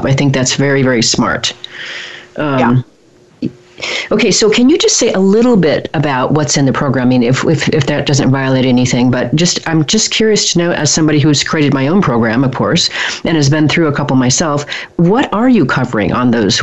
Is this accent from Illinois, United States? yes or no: no; Oregon, United States; moved away; also born or lived in Rio de Janeiro, Brazil; I'm from Oregon originally